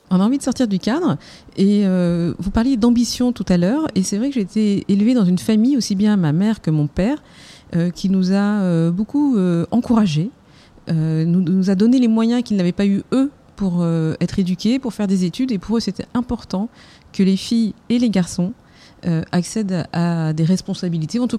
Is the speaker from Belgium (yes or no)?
no; Algeria; also born or lived in Germany; Mon père était officier dans l'armée française et euh, je suis originaire euh, d'Algérie. Mon père a combattu pour la France, donc je suis fille de harki. Et j'ai grandi dans un univers aussi internationale puisque j'ai passé toute mon adolescence en Allemagne.